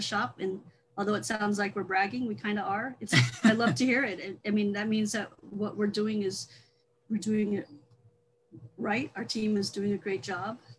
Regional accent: Nebraska, United States; moved away; I grew up in Nebraska

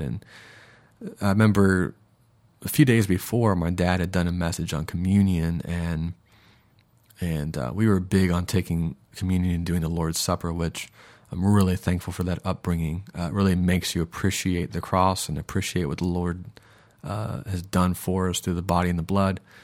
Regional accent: Minneapolis, Minnesota, United States; now in Sarasota, United States; I was born in Minneapolis in 1983

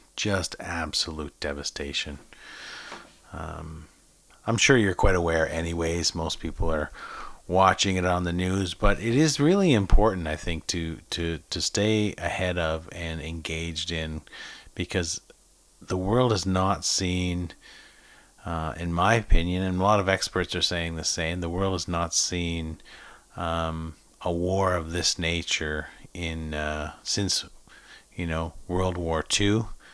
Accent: Boston, Massachusetts, United States; also born or lived in Salem, Massachusetts; now in Stratford, Canada; My hometown, Boston.

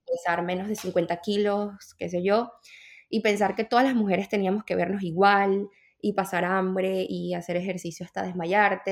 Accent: Venezuela; moved away as an adult; now in United States; yo soy de Venezuela

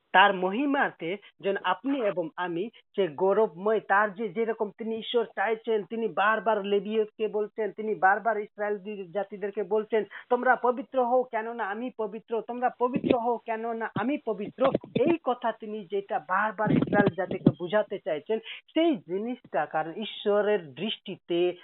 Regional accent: Nepal; moved away as an adult; also born or lived in Kolkata, India; আমার বাড়ি নেপাল আর originally আমি নেপালের

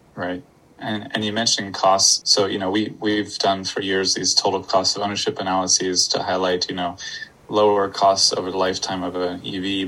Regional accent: Florida, United States; moved away as an adult; also born or lived in Poland; I'm from Florida

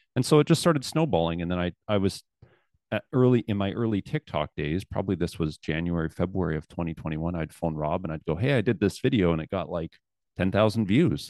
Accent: Southern Alberta, Canada; also born or lived in Calgary / Lethbridge; I was raised in Southern Alberta and, uh, spent most of my life there

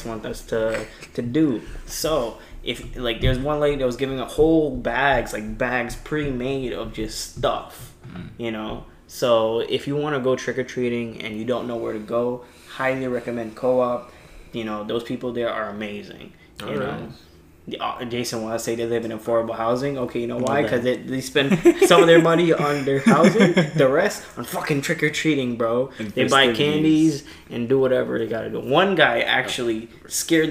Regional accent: New York City, New York, United States; we from there

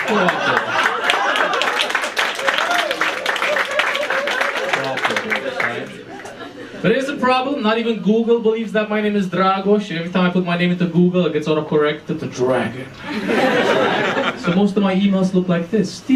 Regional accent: Romania; moved away as an adult; also born or lived in Manchester, United Kingdom; I was growing up in Romania

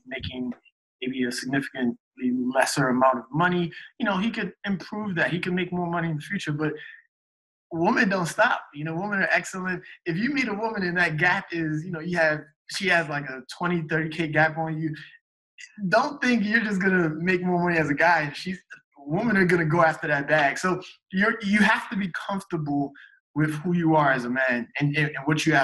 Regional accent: Nigeria; I'm Nigerian.

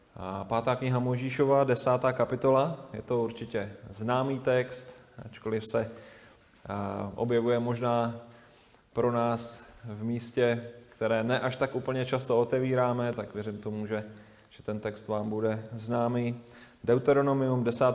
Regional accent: Moravia, Czechia; moved away as an adult; also born or lived in Lovosice; na Moravu, odkud jsme, odkud jsme do Lovosic přišli

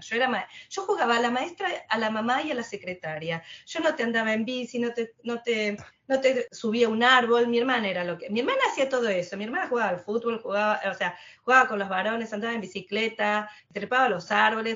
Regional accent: Quilmes, Buenos Aires Province, Argentina; moved away as an adult; now in London, United Kingdom; nací en Quilmes, crecí en Quilmes, me eduqué en Quilmes, todo en Quilmes

